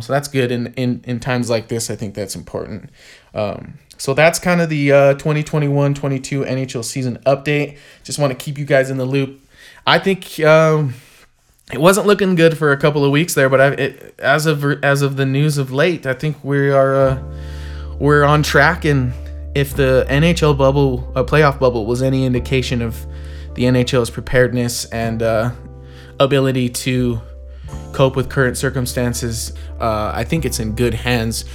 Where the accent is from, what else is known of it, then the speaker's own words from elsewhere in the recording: United States; as an American hockey fan